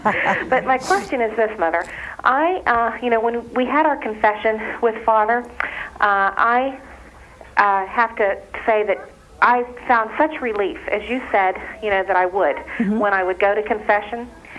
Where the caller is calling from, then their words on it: West Virginia, United States; I'm from West Virginia.